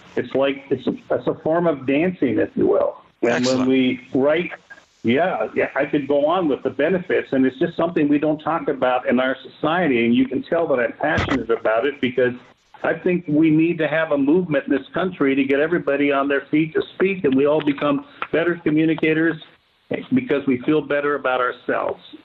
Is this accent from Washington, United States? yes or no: yes; Vancouver, Washington, United States; the junior college in my hometown of Vancouver had to accept me